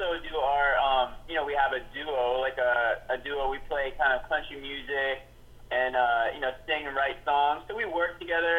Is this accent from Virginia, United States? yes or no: yes; Virginia, United States; also born or lived in Long Beach, California; now in Nashville, United States; I grew up in like the cleaner South, like the less dirty South in Virginia.